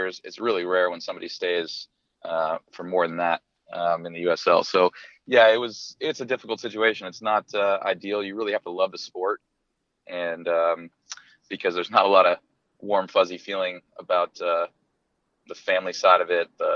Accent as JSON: {"language": "English", "area": "East Bay", "region": "California", "country": "United States", "tie": "born or raised there", "said": "I grew up in the East Bay, California. I'm from the Bay Area"}